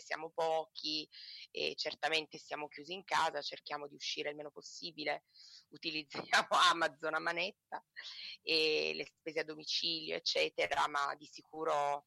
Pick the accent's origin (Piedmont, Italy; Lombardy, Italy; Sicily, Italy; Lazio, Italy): Piedmont, Italy; Turin; also born or lived in province of Rome; now in Rome province, Italy; io da torinese che vive in provincia di Roma